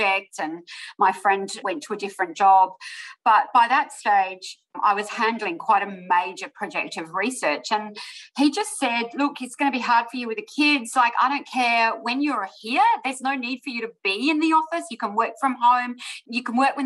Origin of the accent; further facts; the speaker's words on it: Adelaide, South Australia, Australia; also born or lived in Sydney; came back to Adelaide, which is my home state at the time